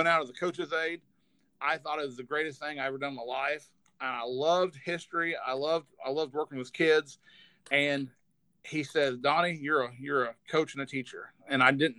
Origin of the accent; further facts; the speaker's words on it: Prescott, Kansas, United States; from Southeast Kansas. So I grew up in a town probably about 400 in population, a little town called Prescott, Kansas